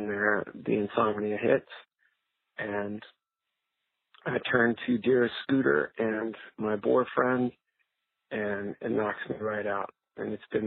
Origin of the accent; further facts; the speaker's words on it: Canada; now in Anaheim, United States; I am originally from Canada, and now I live in Anaheim, California